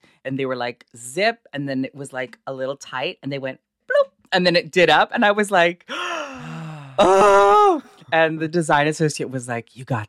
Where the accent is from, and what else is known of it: Toronto, Ontario, Canada; born or raised there